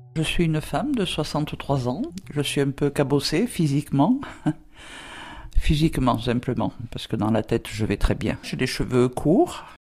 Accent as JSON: {"language": "French", "area": "near Draguignan", "region": "Provence-Alpes-Côte d'Azur", "country": "France", "tie": "born or raised there", "said": "La ville la plus proche était Draguignan. Euh, ma tata habitait en pleine, euh, en pleine campagne, à 4 km, euh, campagne, colline, à 4 km du village. Elle m'a récupéré, j'avais deux ans et demi"}